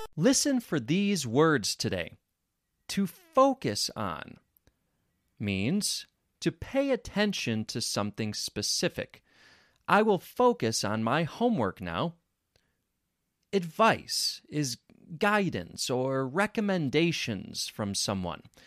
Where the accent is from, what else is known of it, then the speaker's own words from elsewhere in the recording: Rochester, New York, United States; accent: American; I grew up in Rochester, New York. Rochester has their own accent.